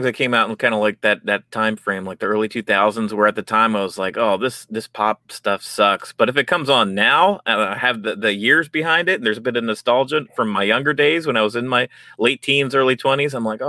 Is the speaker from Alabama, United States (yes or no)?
no; Philadelphia suburbs, Pennsylvania, United States; we grew up in the Philadelphia suburb, basically